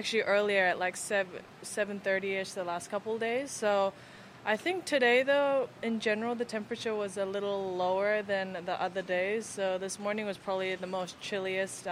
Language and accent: English; Florida, United States; I'm from Florida